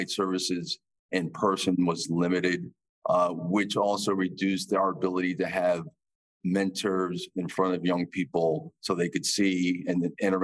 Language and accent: English; Bridgeport, Connecticut, United States; I'm from Bridgeport, Connecticut